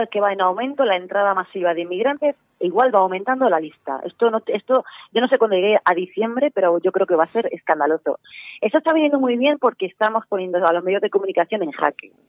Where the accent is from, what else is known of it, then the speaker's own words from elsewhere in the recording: Spain; los españoles somos 46, 45 millones de personas